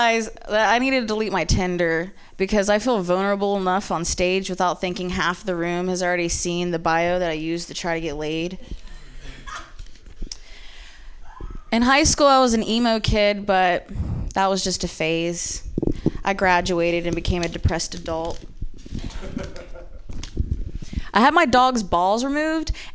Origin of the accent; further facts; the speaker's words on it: Ohio, United States; I'm from the Midwest, but actually I'm from Ohio